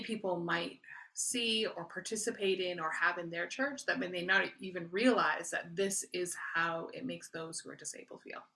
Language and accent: English; Canada; I am Canadian, so I'm not a citizen of the U S